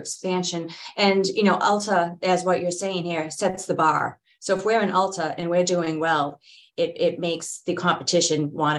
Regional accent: Boston, Massachusetts, United States; accent: Boston; there's my Boston accent

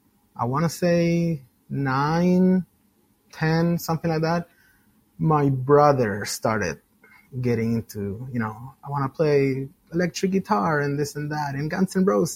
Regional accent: Chile; moved away; Originally, I'm from Chile, South America, for those that don't know.

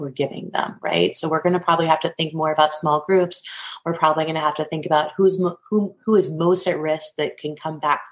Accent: New Castle, Pennsylvania, United States; I'm actually from Newcastle, Pennsylvania

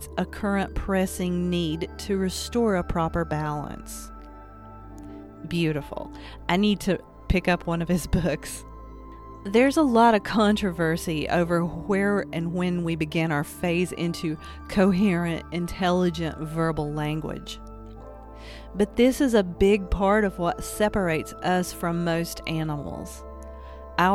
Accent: Appalachia, United States; I'm an Appalachian artist, a storyteller

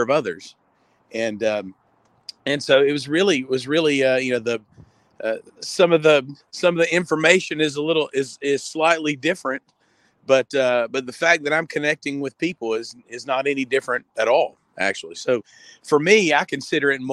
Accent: Fayette, Alabama, United States; also born or lived in Montgomery, Alabama / Northport, Alabama; I'm from Fayette originally, which is about 40 minutes north of here.

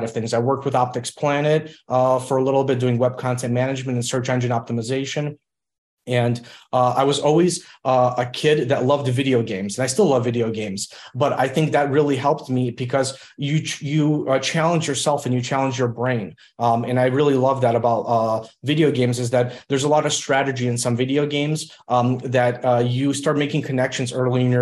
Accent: Illinois, United States; English is a second language; I grew up in Illinois, and we came over to the United States when I was about 3.5 years old

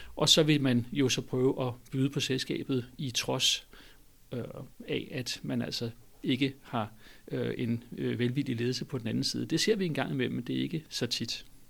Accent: Denmark; som dansker

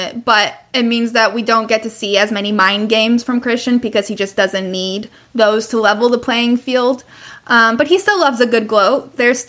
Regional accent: United States; we're American

